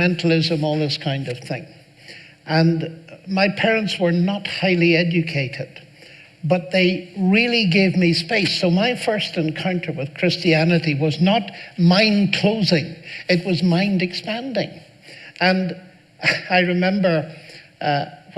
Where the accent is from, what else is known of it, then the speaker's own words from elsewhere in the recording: Northern Ireland, United Kingdom; I grew up in Northern Ireland